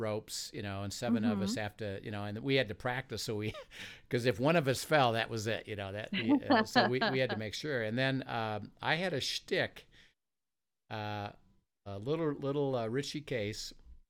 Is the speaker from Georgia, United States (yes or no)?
no; Valparaiso, Indiana, United States; When I was a kid, I grew up in Valparaiso, Indiana.